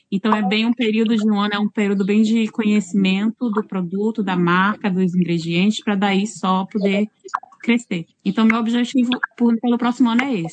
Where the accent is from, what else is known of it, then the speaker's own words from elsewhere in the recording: Northeast Region, Brazil; now in New Zealand; Eu saí do Nordeste, calor, sempre úmido, né?